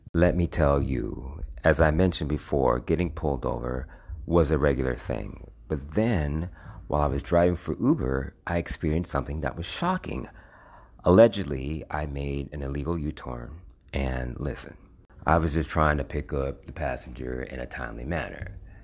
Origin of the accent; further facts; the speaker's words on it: United States; I'm a black man with a certified birth certificate who was born and bred in America